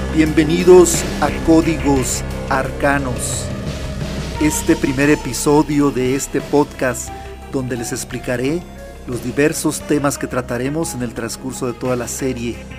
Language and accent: Spanish; Nogales, Sonora, Mexico; Cuando yo tenía eh, siete años, Vivíamos en una casa allá donde nací, en Nogales, en la frontera con Estados Unidos, en Sonora, en el estado de Sonora, en México